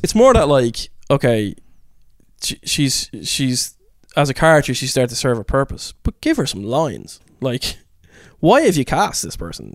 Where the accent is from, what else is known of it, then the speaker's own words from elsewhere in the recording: Ireland; being Irish